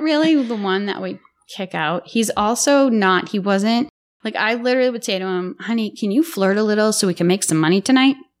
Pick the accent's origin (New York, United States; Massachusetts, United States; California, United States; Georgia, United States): Massachusetts, United States; Lowell; also born or lived in Billerica, Massachusetts; So I hail from Billerica, Massachusetts until I was eleven. And then my father, against his brother-in-law's wishes, moved my family to Lowell